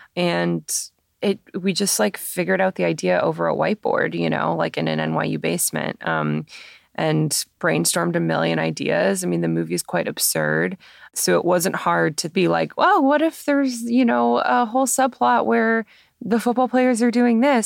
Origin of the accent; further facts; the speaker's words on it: Toronto, Ontario, Canada; I grew up in Toronto going to TIFF every year as a kid